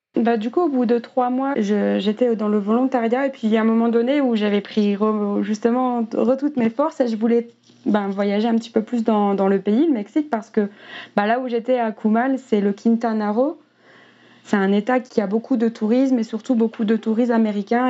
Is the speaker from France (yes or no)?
yes; near Dunkirk, Hauts-de-France, France; j'ai grandi à près de Dunkerque, dans le nord de la France, dans un petit village.